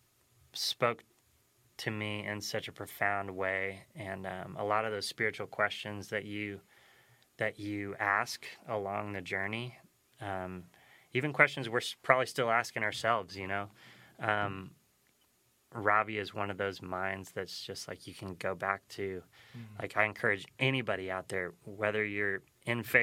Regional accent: Nevada, United States; we come from Nevada

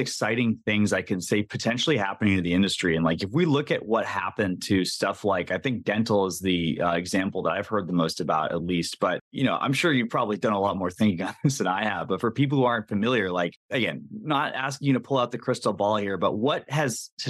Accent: Massachusetts, United States; moved away; when I grew up in Massachusetts

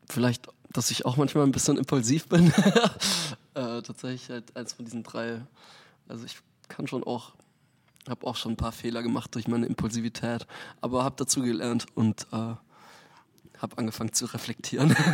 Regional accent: near Munich, Bavaria, Germany; moved away as an adult; also born or lived in Frankfurt; now in Hamburg, Germany; Aus München. Also Nähe von München ursprünglich. Bin auf okay. einer Mühle aufgewachsen

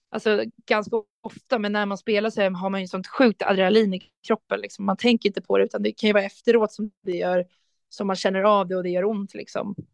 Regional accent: Rotebro, Stockholm County, Sweden; jag hävdar fortfarande att jag kommer från Rotebro och inte från Sollentuna, även fast de har bytt namn.

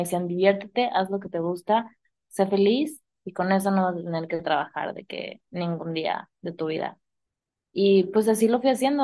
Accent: San Luis Potosí, Mexico; moved away; tú y yo somos de San Luis

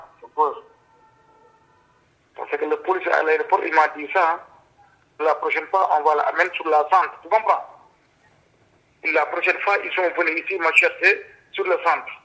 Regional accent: Senegal; moved away as an adult; now in Belgium; Mon pays d'origine, c'est Sénégal, ouais. Ça fait 8 ans et demi que je suis là en Belgique. Moi, je venais ici en 2015

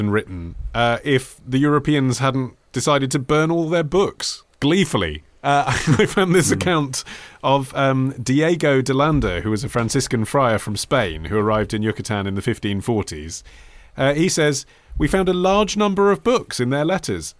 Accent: England, United Kingdom; when you are growing up in England

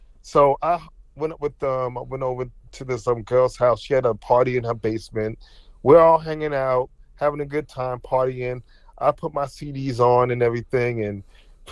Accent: New Jersey, United States; also born or lived in Newark, New Jersey; I was born in Newark, New Jersey, okay, and my mom, she didn't want me to like live in the hood or anything, so I was raised in a predominantly like white town, in New Jersey

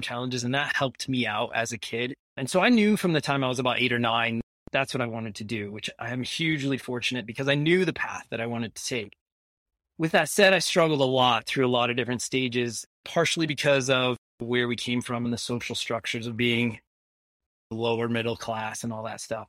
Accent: Iowa, United States; moved away as an adult; now in Ajax, Canada; I'm an American. I was born in Iowa

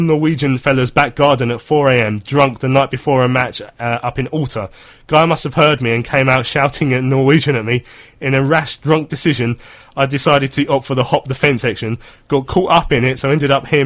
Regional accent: Croydon, London, United Kingdom; I grew up in Croydon

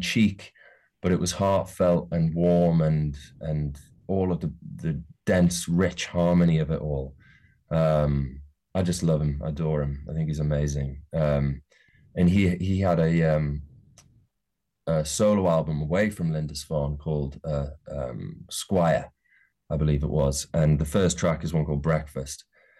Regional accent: North East England, United Kingdom; accent: Geordie; also born or lived in Brighton; And I always had a bit of a sort of soft Geordie accent anyway.

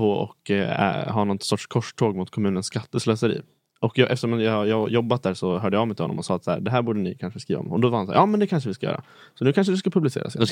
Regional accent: Borlänge, Dalarna County, Sweden; jag är från Borlänge

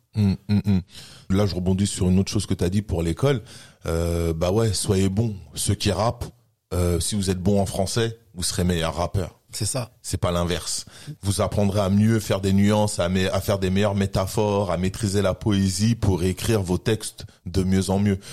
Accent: France; français sur mes papiers et français dans mon mode de vie et dans mon comportement

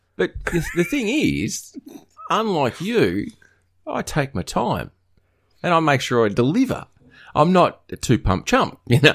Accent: northwest coast of Tasmania, Australia; what I grew up with on the northwest coast of Tasmania

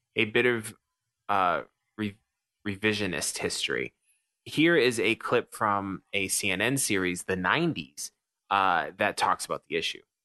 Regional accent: United States; I'm an American.

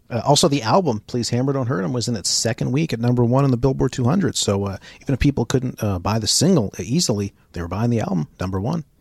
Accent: Braintree, Massachusetts, United States; being in, in the Boston area, in Braintree, my hometown

